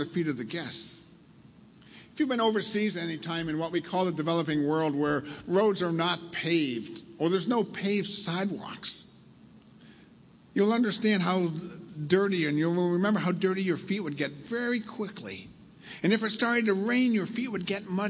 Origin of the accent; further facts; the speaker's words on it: Milford, United States; I grew up in Milford, only, 15 miles from here up the coast